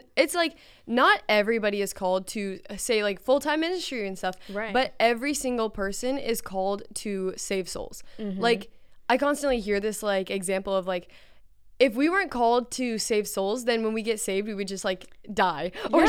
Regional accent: Virginia Beach, Virginia, United States; I'm from Virginia Beach.

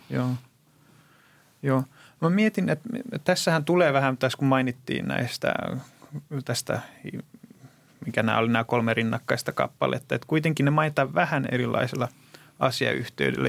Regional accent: Greece; moved away; mä kasvoin Kreikassa

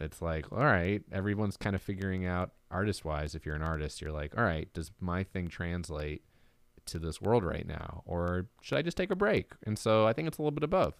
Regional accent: Marlboro, New Jersey, United States; moved away; I'm from Marlboro

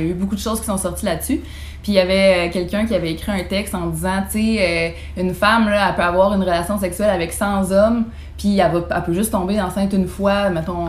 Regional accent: Beauce, Quebec, Canada; je viens de la Beauce

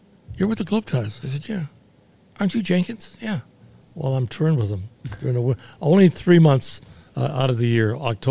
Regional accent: Chatham, Ontario, Canada; basically down around my hometown, Chatham

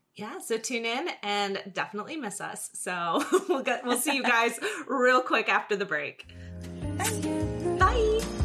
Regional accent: New Jersey, United States; now in Los Angeles, United States

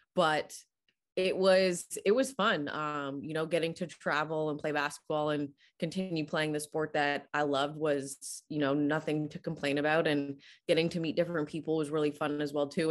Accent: Canada; growing up in Canada

